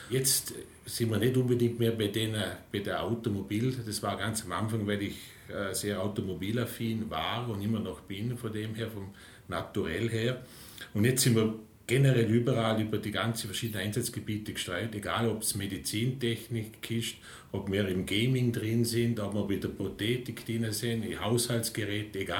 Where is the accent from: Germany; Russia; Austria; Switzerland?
Austria; St. Anton im Montafon, Vorarlberg; Ja, äh, aufgewachsen in St. Anton im Montafon, wo auch der Firmensitz ist.